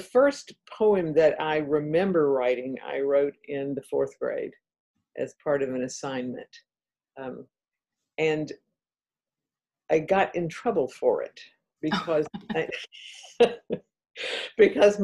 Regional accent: Atlanta, Georgia, United States; accent: Southern; moved away as an adult; also born or lived in Tennessee / North Carolina; now in Virginia, United States; I am a Southerner, as you probably can tell by my accent. Grew up in Atlanta, Georgia

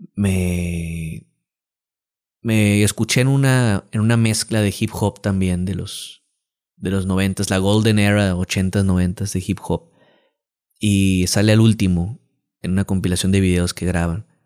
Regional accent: Culiacán, Sinaloa, Mexico; also born or lived in Mazatlán; Este es mi último mes en Culiacán. Mi último mes viviendo aquí en mi ciudad natal.

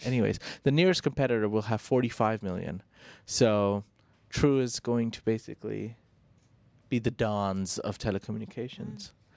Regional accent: India

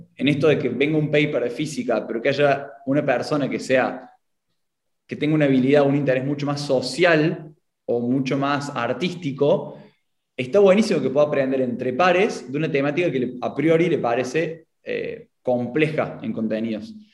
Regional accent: Córdoba, Argentina; accent: Cordobés; tengo la identidad marcada en mi acento, soy de Argentina, de Córdoba

